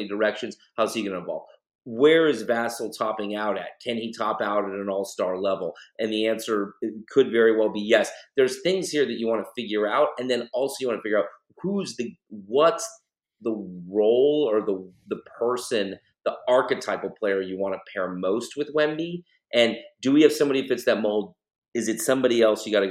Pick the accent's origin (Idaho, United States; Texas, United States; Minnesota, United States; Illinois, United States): Texas, United States; Austin; I grew up in Austin